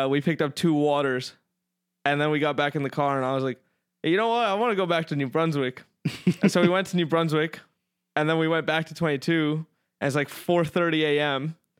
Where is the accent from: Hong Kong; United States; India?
India; Because I'm Indian?